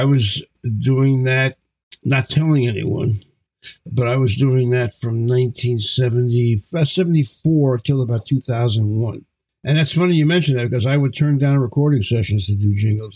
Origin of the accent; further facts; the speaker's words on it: New York City, New York, United States; I grew up in Brooklyn, New York, in Flatbush. I was born in Brownsville, East New York.